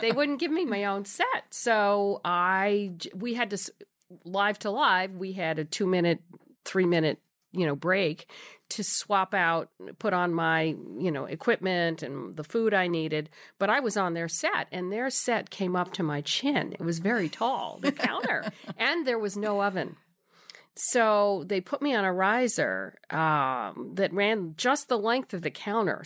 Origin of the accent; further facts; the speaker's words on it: New York City, New York, United States; I grew up in New York City